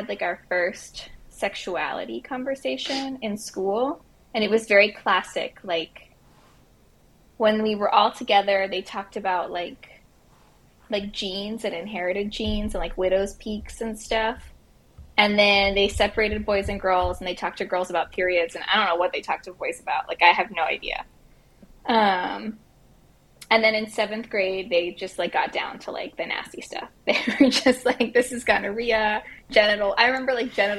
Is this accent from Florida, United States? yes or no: yes; Miami, Florida, United States; now in South Texas, United States; I grew up in Miami